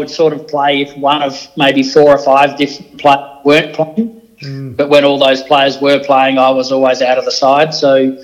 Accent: Salisbury, South Australia, Australia; also born or lived in Adelaide / Melbourne; I grew up in Salisbury, which is it's technically a city outside of Adelaide

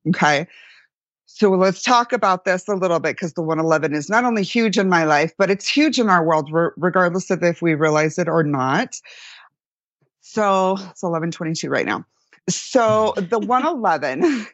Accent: Florida, United States; I grew up in Florida, like the redneck capital

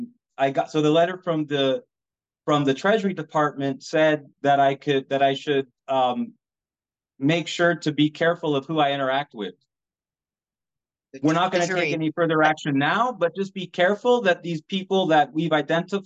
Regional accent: United States; We are American citizens. We are not foreign anything, right? Born and raised

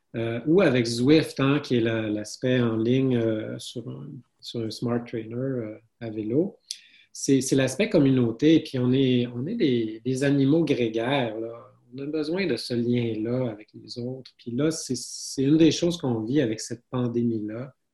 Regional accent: Saguenay, Quebec, Canada; je suis originaire du Saguenay

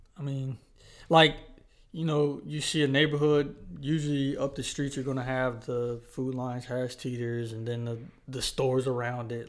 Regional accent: Charlotte, North Carolina, United States; also born or lived in Huntersville; we're from Charlotte, North Carolina

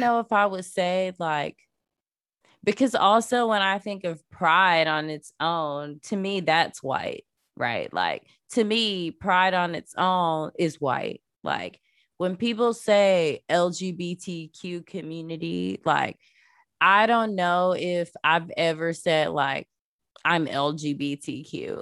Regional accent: Florida, United States; I grew up in Florida

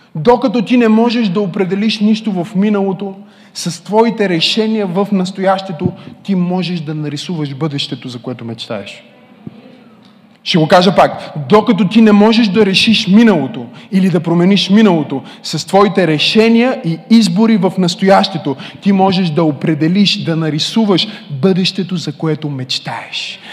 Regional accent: Bulgaria; Родих се в България.

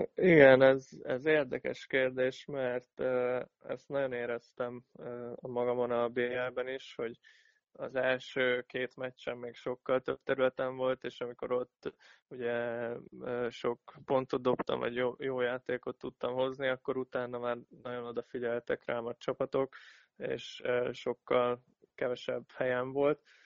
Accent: Szombathely, Vas, Hungary; itt nőttem fel

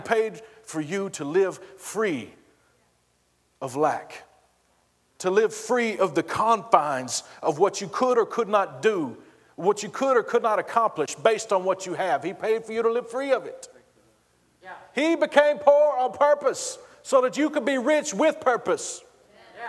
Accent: Texas, United States; I'm from Texas

